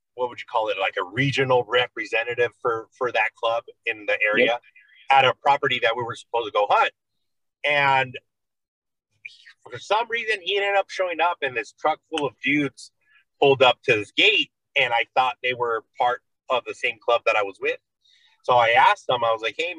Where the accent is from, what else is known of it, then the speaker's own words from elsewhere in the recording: Oxnard, California, United States; I am from California, Oxnard, California